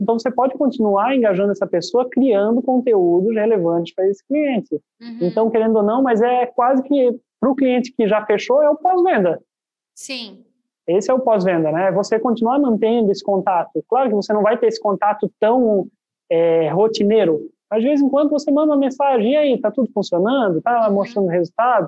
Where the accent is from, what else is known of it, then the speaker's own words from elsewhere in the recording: Itajaí, Santa Catarina, Brazil; eu sou, eu sou aqui da cidade de Itajaí